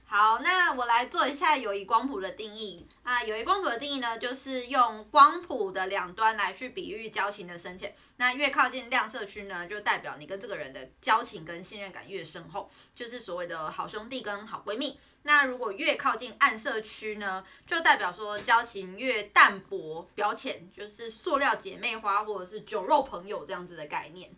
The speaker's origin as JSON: {"language": "Chinese", "region": "Nantou County", "country": "Taiwan", "tie": "born or raised there", "moved": "yes", "said": "然后他们家跟我们家刚好都在南投那里"}